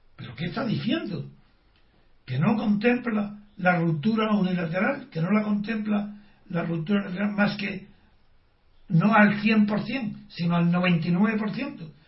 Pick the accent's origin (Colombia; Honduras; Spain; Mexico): Spain; yo soy patriota español